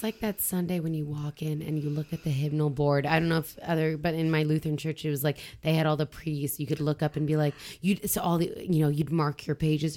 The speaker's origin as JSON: {"language": "English", "region": "Southern Ontario", "country": "Canada", "tie": "born or raised there", "moved": "as an adult", "lives_now": "Quebec, Canada", "said": "I was uh, born and raised in Southern Ontario"}